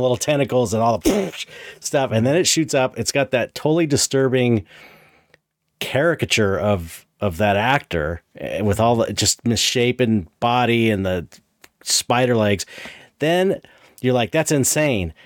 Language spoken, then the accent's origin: English; San Pedro, California, United States; growing up in San Pedro